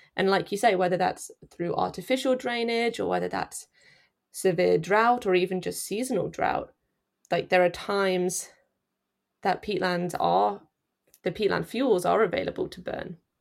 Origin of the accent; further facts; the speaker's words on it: Nottinghamshire, East Midlands, United Kingdom; moved away as an adult; also born or lived in Leeds; now in Canada; I'm from Nottinghamshire. Um, sort of smack bang in the middle of the country.